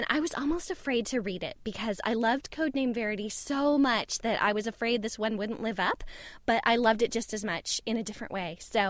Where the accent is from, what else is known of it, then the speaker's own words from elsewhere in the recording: California, United States; This Californian stands corrected.